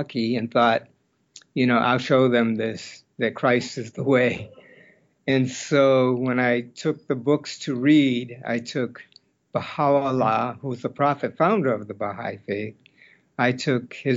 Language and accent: English; Hyannis, Massachusetts, United States; now in Portland, United States; I grew up in Massachusetts on the peninsula of Cape Cod in a little town called Hyannis.